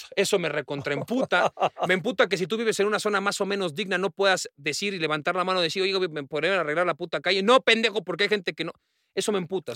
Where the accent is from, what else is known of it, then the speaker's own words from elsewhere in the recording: Mexico City, Mexico; cómo somos los del DF, ¿no? Los que vivimos en la Ciudad de México